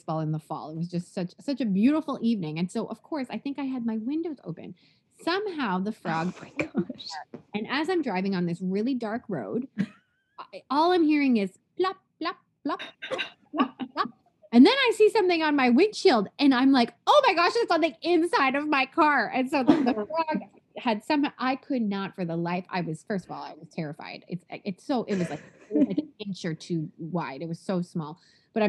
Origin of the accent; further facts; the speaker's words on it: Toronto, Ontario, Canada; moved away as an adult; also born or lived in Southwest Florida; now in Florida, United States; I currently live in Southwest Florida, but I was born and raised in Toronto, Canada, where I live my whole life.